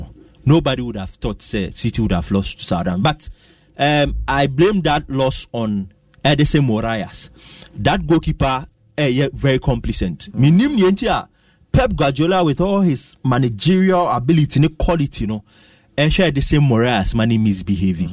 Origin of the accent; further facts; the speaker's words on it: Ghana; we're a Ghanaian